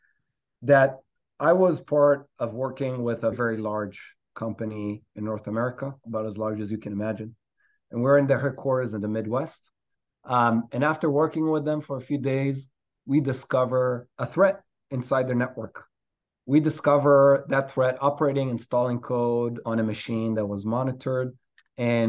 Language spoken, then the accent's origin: English; Israel; moved away as an adult; now in New York, United States; I'm a New Yorker today, but originally from Israel.